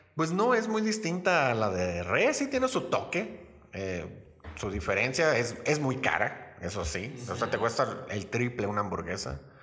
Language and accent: Spanish; Los Mochis, Sinaloa, Mexico; moved away as an adult; now in Querétaro, Mexico; soy originario de Los Mochis, Sinaloa